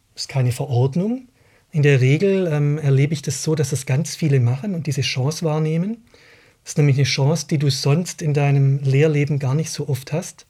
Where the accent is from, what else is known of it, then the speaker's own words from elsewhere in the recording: Baden-Württemberg, Germany; now in Berlin, Germany; Ich bin an einer Modellschule in Baden-Württemberg aufgewachsen